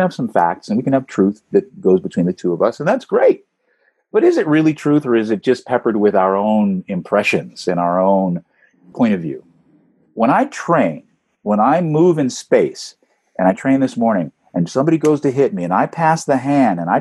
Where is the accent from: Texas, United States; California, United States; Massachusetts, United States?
California, United States; Beverly Hills; I grew up in Beverly Hills, California